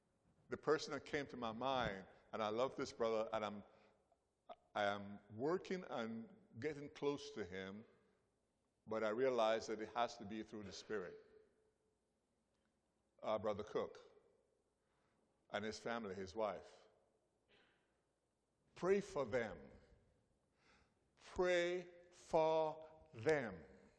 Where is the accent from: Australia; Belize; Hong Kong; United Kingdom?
Belize; born there; I was born in Belize, but I don't know much about Belize. I'm still learning about Belize.